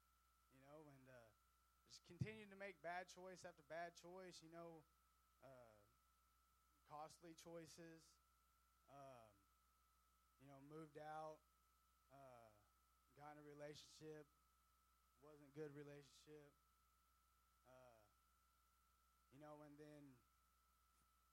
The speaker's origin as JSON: {"language": "English", "town": "Miller", "region": "Missouri", "country": "United States", "tie": "born or raised there", "said": "I'm from Miller, Missouri, a real small town"}